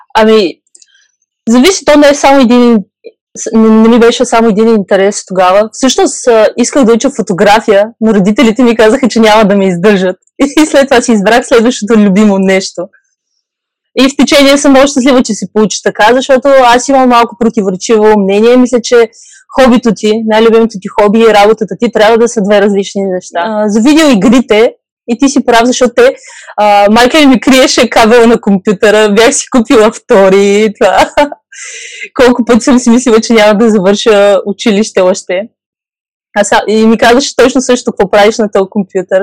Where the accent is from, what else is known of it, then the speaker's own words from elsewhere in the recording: Burgas, Burgas Province, Bulgaria; moved away as an adult; also born or lived in Czech Republic; now in Utrecht, Netherlands; от Бургас